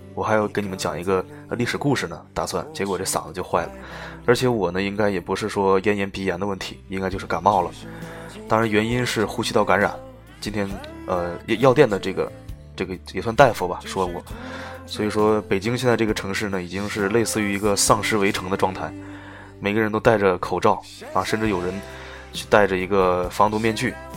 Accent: China; 作为中国人

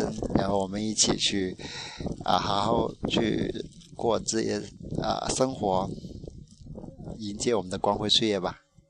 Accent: Guangdong, China; 虽然我是一个广东人，但是我从小到大都不都基本上不讲粤语

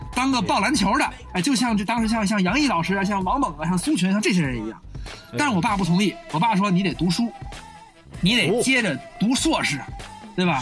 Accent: Beijing, China; moved away as an adult; also born or lived in Xi'an, Shaanxi; now in Minnesota, United States; 我是北京人。北京人啊，对。纯种的北京人

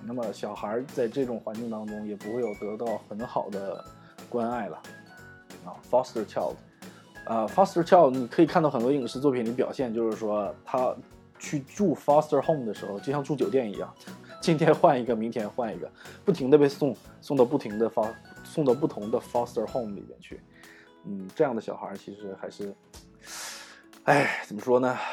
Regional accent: Northeast China, China; 我是东北人哈，所以我们叫老爷

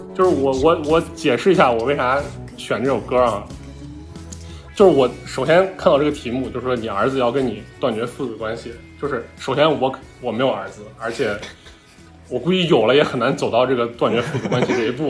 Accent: Northwest China, China; 我本身是一个 于田的老乡嘛，我是个西北人

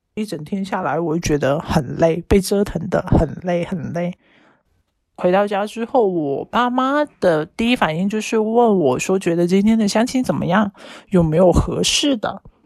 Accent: Yangjiang, Guangdong, China; now in Guangzhou, China; 我的家乡是在阳江的

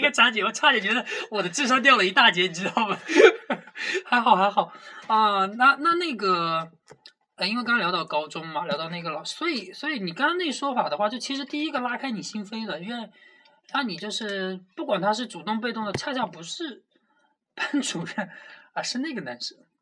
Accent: Jiangsu, China; 虽然作为一名江苏人，对于辣的东西没有很大的那个共鸣感

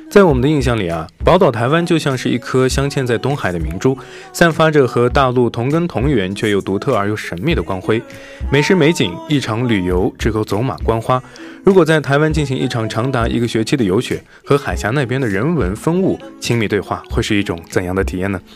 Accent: northern China, China; 因为我是北方人，比较喜欢那种重口味儿一点的

